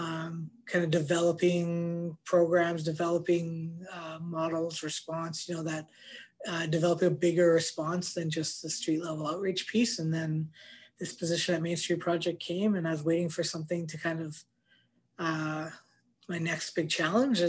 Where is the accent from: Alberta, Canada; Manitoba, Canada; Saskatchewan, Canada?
Manitoba, Canada; Winnipeg; I'm a Winnipegger, born and raised. I grew up in East Kildonan